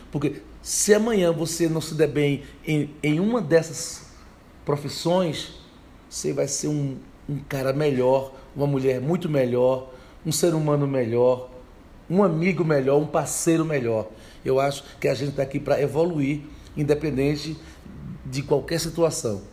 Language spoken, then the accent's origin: Portuguese; São Vicente Férrer, Pernambuco, Brazil; also born or lived in Recife; Eu nasci em Recife, me criei em São Vicente Ferre